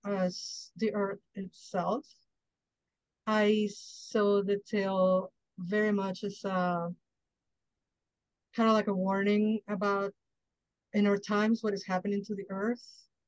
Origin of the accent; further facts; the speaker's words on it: Mexico; now in United States; I didn't grow up in the United States. I grew up in Mexico